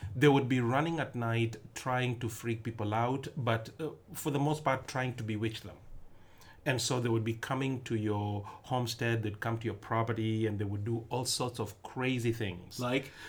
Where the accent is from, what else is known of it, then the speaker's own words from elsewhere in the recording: Nairobi, Kenya; moved away; also born or lived in western Kenya; I'm not from Nairobi, the capital, though I was born in Nairobi